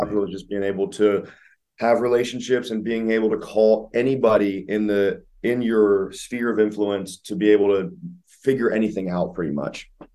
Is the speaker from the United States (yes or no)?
yes; Ohio, United States; now in Columbus, United States; I'm out of Columbus, Ohio, born and raised in Ohio